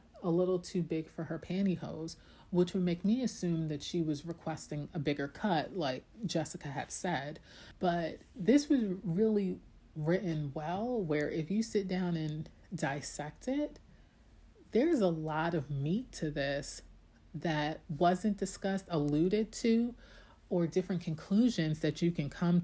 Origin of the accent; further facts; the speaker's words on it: New York, United States; I'm also a New Yorker